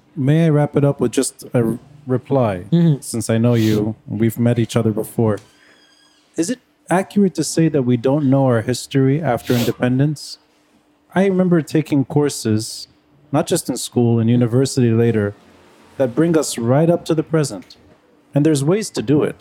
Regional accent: Beirut, Beirut Governorate, Lebanon; I grew up in Talat al Khayat

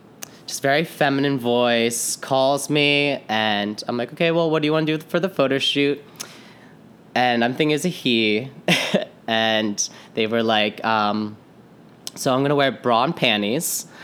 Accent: Kutztown, Pennsylvania, United States; So I'm from Kutztown, Pennsylvania. It's like an hour west of here, Philly.

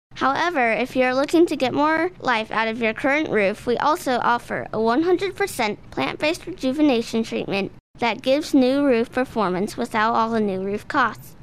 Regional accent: Midwest, United States; moved away; I come from the Midwest

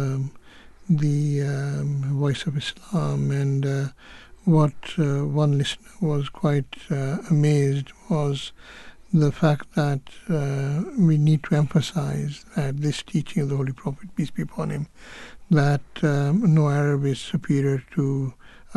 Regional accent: Kenya; I grew up, I was born in Kenya

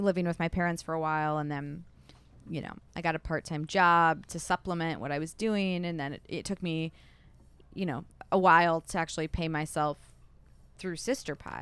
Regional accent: Milford, Michigan, United States; also born or lived in Southfield / Royal Oak / Kalamazoo / New York; now in Detroit, United States; I grew up in Milford

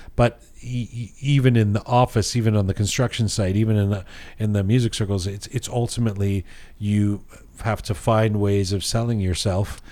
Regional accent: Canada; growing up in Canada

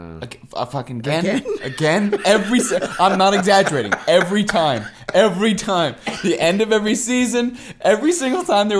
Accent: Southern California, United States; I grew up in SoCal.

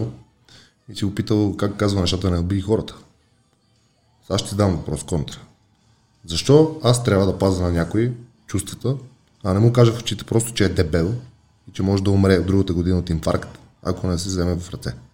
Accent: Bulgaria; аз съм българин, не съм американец

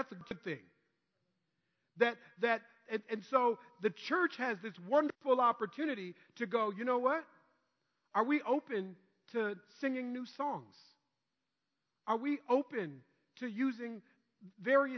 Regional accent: Minnesota, United States; growing up in Minnesota

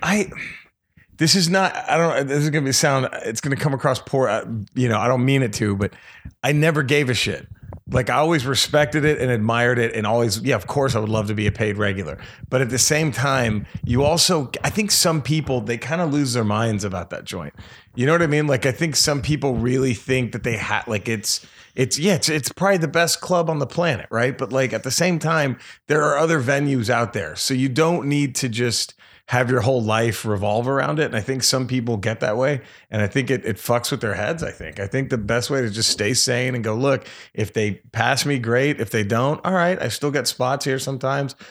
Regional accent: Dallas, Texas, United States; I'm from Dallas

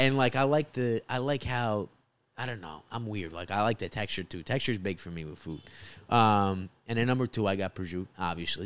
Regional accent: Rockland County, New York, United States; also born or lived in New Jersey; I'm originally from Rockland County, which is, uh, the suburbs of New York, right outside the city

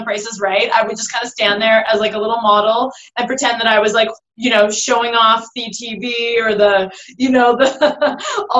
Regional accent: Toronto, Ontario, Canada; moved away as an adult; also born or lived in Vancouver; I'm originally from Toronto

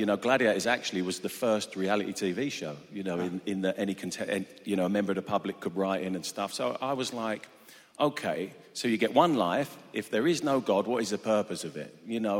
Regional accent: Harlow, East of England, United Kingdom; also born or lived in Doncaster; My dad was a roof tiler. And so we moved closer to London. We moved to Harlow in Essex. And so that's pretty much where I grew up.

